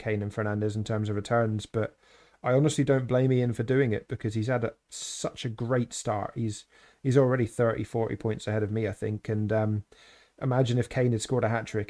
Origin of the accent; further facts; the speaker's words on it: Scotland, United Kingdom; Being a Scot